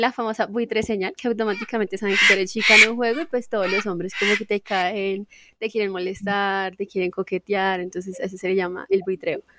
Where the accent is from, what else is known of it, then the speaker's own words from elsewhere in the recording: Casanare, Colombia; also born or lived in Suacha; Yo soy suachuna, pero me crié en Casanare